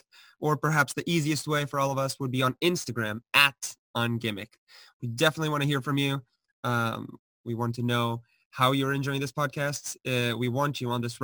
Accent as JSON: {"language": "English", "country": "Portugal", "moved": "yes", "lives_now": "United States", "said": "I'm from Portugal"}